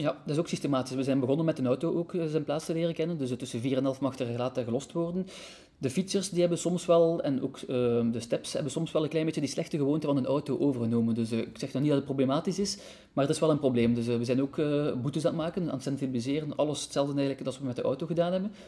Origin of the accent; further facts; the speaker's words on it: Ghent, Flanders, Belgium; moved away as an adult; now in Brussels, Belgium; ben ik altijd een beetje een Gentenaar gebleven. Je hoort dat misschien soms nog een beetje